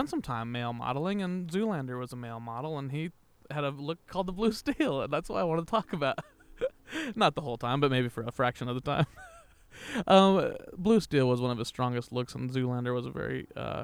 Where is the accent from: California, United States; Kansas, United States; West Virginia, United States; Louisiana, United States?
Kansas, United States; Wichita; moved away; I'm from Wichita